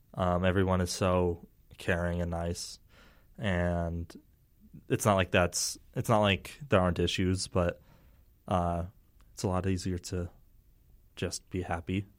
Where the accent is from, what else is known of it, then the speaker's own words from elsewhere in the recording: Herriman, Utah, United States; I grew up in Harriman